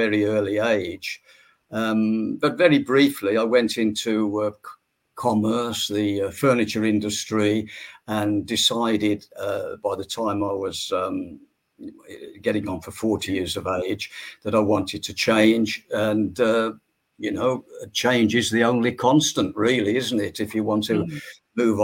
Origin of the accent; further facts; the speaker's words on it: the Midlands of England, near Birmingham, West Midlands, United Kingdom; I was born in the Midlands of England, near Birmingham